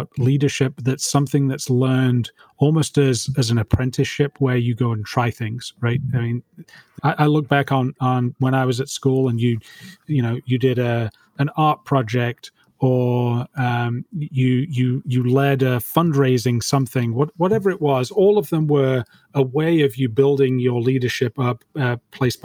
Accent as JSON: {"language": "English", "country": "United Kingdom", "moved": "yes", "lives_now": "Dallas, United States", "said": "I'm British"}